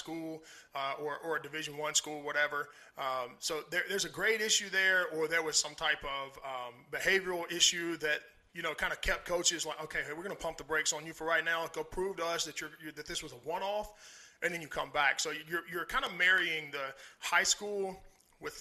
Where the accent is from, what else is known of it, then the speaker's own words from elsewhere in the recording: Mississippi, United States; the southeast regions where I'm from. I'm from Mississippi